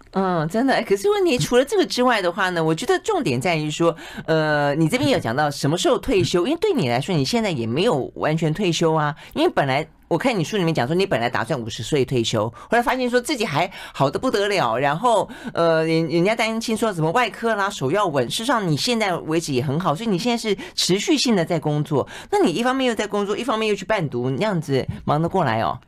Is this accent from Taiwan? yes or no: yes; southern Taiwan, Taiwan; 我是向来南部长大的